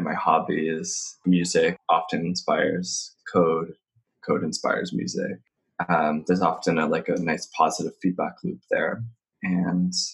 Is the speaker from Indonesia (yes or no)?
no; Nova Scotia, Canada; I'm from Nova Scotia, and growing up, it was kind of boring.